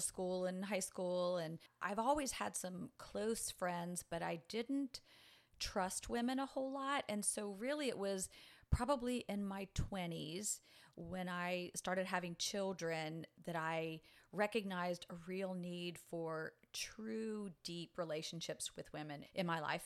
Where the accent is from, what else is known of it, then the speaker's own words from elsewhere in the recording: New Orleans, Louisiana, United States; moved away as an adult; also born or lived in Metairie, Louisiana; now in Pensacola, United States; I was actually raised in New Orleans and then the suburb of Metairie, Louisiana